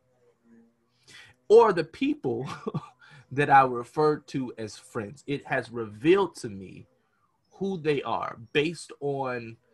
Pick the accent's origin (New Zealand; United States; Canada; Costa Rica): United States; we as the American people